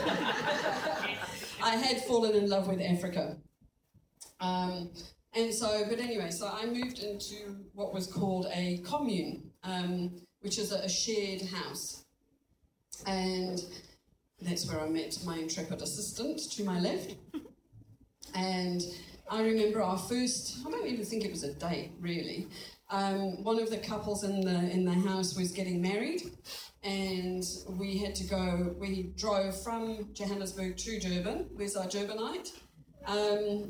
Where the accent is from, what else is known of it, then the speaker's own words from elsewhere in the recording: Kirkby in Ashfield, East Midlands, United Kingdom; moved away; I grew up in England in a little village.